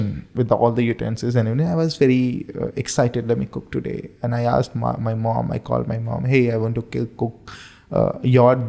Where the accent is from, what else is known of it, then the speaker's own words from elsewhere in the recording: India; moved away as an adult; now in Bahrain; I'm an Indian.